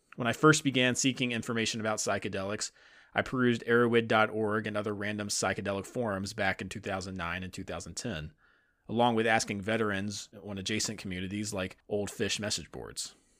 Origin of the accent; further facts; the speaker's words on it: the South, United States; I'm a Southerner